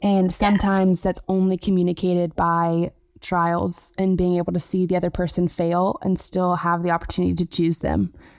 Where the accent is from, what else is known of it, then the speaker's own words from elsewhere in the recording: South Carolina, United States; I grew up in South Carolina